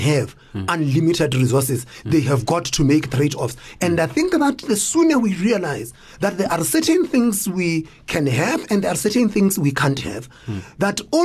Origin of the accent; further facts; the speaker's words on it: South Africa; we are South Africans.